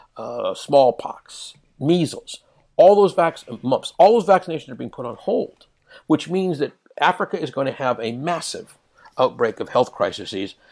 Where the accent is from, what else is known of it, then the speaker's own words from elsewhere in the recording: Canada; I am a Canadian. I, I hold dual citizenship. I was born in Canada.